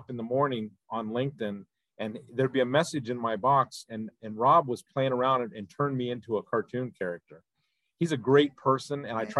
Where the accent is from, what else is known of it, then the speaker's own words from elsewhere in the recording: Ohio, United States; I decided to ETS and I came back to my hometown of Ohio in the mid to late 90s